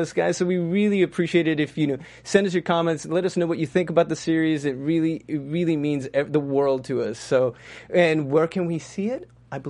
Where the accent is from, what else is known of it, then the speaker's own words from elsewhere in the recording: New Mexico, United States; I'm from New Mexico